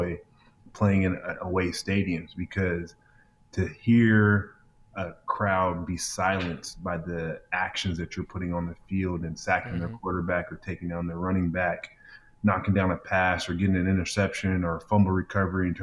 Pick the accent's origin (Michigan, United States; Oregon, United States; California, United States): Oregon, United States; Portland; I'm from Portland, Oregon, and we're the city of roses